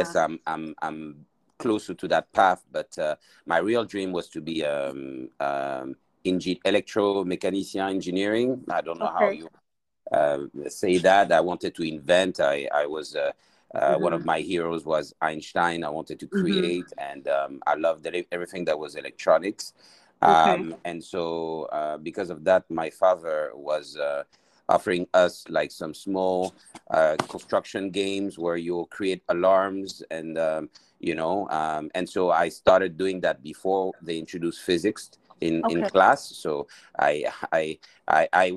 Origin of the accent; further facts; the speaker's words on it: Mali; also born or lived in France; now in Accra, Ghana; So I'm originally from Mali.